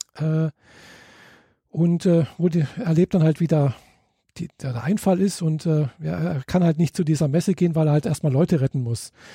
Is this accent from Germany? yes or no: yes; Germany; bei uns in Deutschland